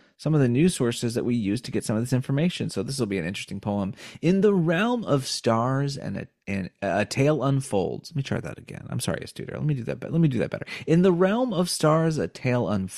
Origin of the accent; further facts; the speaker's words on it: United States; we're American